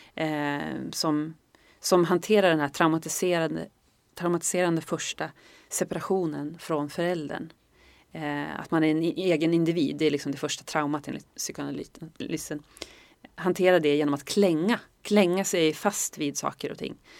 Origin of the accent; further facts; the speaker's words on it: Norrland, Sweden; jag är från Norrland